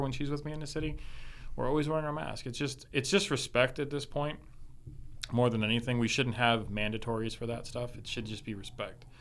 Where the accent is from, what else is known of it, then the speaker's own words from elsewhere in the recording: Miami, Florida, United States; growing up in Miami